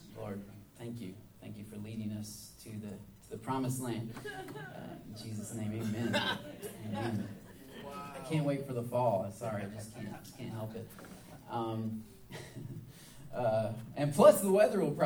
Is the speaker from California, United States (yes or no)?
no; Michigan, United States; moved away as an adult; now in the American South, United States; I'm from Michigan, so it's obviously very cold at that time of year.